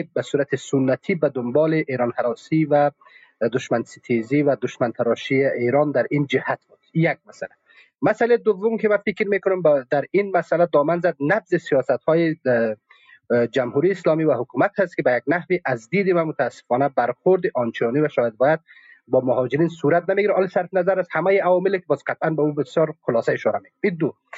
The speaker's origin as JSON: {"language": "Persian", "country": "Afghanistan", "said": "من افغانستانی هستم افغان هستم"}